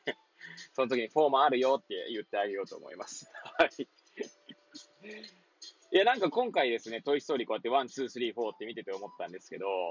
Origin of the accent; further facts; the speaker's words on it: Hachioji, Tokyo, Japan; moved away; 八王子生まれ、八王子育ち